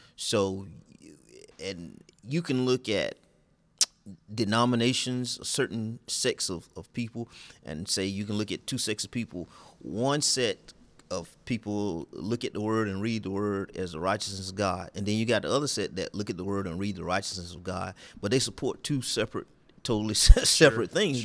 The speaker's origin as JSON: {"language": "English", "area": "near Twin City", "region": "southeast Georgia", "country": "United States", "tie": "born or raised there", "said": "I'm from the backwoods of Georgia, southeast Georgia."}